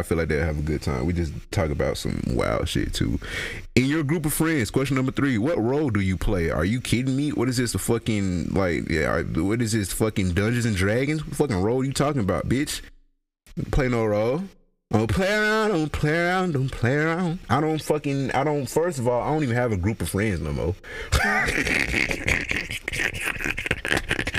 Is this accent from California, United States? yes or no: no; Mississippi, United States; I'm from Mississippi